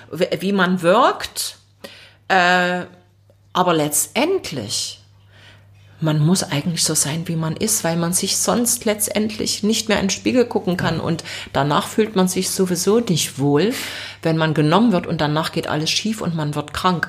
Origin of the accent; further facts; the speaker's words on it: Leipzig, Saxony, Germany; ich bin dort auch aufgewachsen im Leipziger Osten